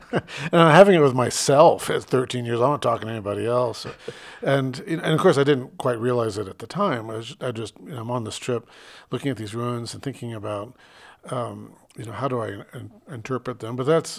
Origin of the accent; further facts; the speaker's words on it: Phoenix, Arizona, United States; moved away; I grew up in Phoenix, where the oldest thing in Phoenix is, you know, a McDonald's down the street, basically.